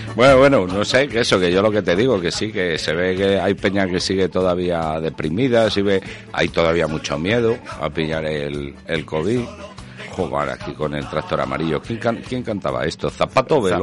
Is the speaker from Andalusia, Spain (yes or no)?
no; Castile and León, Spain; yo también que soy de Castilla y León